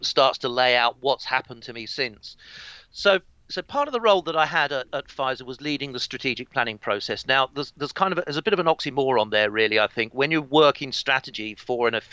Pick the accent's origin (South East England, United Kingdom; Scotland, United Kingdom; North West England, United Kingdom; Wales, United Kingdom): South East England, United Kingdom; East Kent; I grew up in East Kent in England, around about 70 miles from London